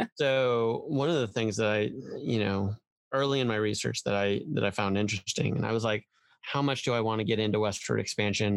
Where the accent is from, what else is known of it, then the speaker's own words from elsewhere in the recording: Iowa, United States; also born or lived in upstate New York; we moved to Iowa, um, and so I grew up in the Midwest. Went to high school and um, and undergrad in in uni- at uh, the University of Iowa